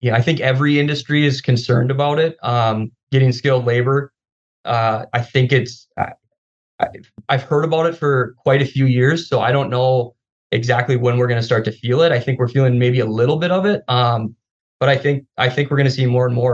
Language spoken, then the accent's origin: English; Grand Forks, North Dakota, United States; moved away as an adult; now in Twin Cities, United States; I'm from North Dakota, grew up in Grand Forks, went to school out there as well. Moved here about 12 years ago with my wife